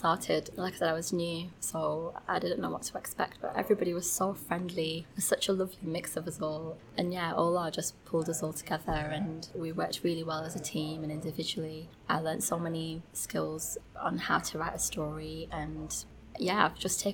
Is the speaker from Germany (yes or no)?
no; United Kingdom; growing up in Britain